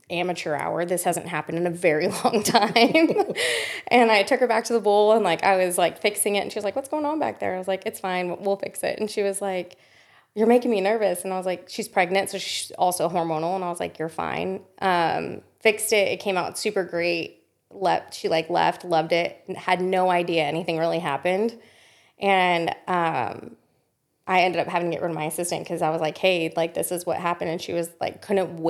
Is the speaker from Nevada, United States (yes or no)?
yes; Las Vegas, Nevada, United States; moved away as an adult; now in Austin, United States; And Vegas, I grew up